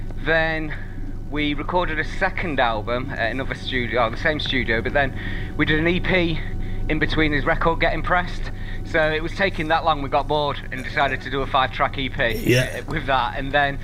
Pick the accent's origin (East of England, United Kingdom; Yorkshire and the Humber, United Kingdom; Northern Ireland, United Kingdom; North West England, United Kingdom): Yorkshire and the Humber, United Kingdom; because I'm from Yorkshire